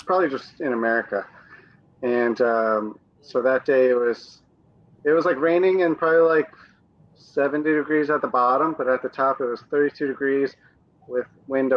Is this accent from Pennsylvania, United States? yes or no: no; Connecticut, United States; I'm actually from, a blue state. I'm from Connecticut